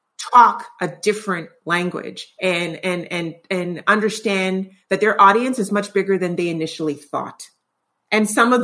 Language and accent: English; Canada; Which is, that boggles my mind as a Canadian.